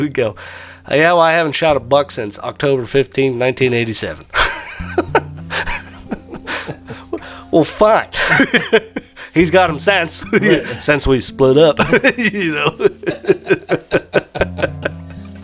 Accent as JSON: {"language": "English", "region": "Indiana", "country": "United States", "said": "We're from Indiana."}